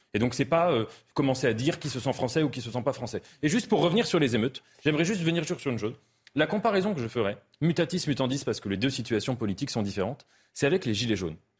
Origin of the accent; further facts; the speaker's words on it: France; je suis français